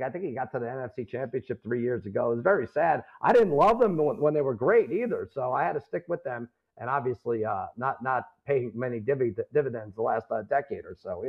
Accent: Long Island, New York, United States; I grew up in Long Island, New York

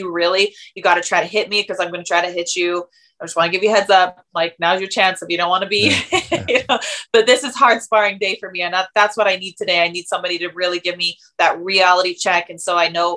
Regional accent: Tacoma, Washington, United States; I grew up in Tacoma, Washington

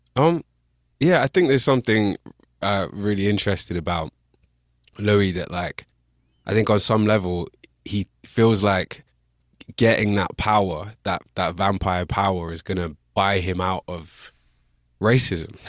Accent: Bristol, South West England, United Kingdom; accent: English; I grew up in Bristol.

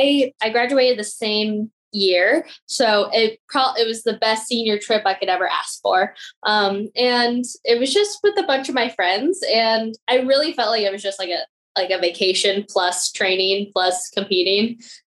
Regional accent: Vietnam; born there; I was born in Vietnam to two parents that had an affair and had me.

